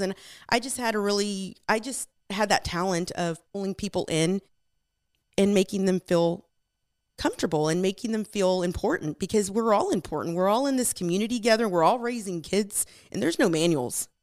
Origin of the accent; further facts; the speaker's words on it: Magnolia, Texas, United States; also born or lived in Houston, Texas / California; we flooded and we moved town to Magnolia and, um, I grew up in this town.